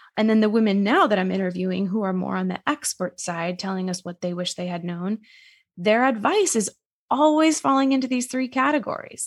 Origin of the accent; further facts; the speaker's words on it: Massachusetts, United States; moved away as an adult; now in New York City, United States; originally I'm from Massachusetts, but I live in New York City